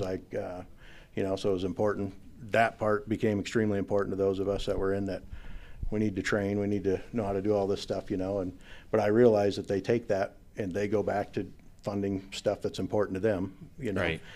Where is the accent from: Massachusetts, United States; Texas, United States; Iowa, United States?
Iowa, United States; Northwest; I grew up in Northwest Iowa